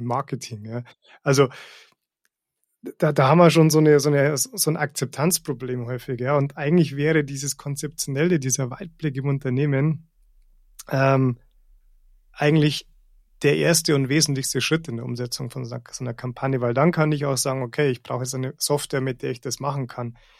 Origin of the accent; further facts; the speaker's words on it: Rosenheim, Bavaria, Germany; ich, ich bin hier aufgewachsen und ähm, bin hier immer wieder zurückgekommen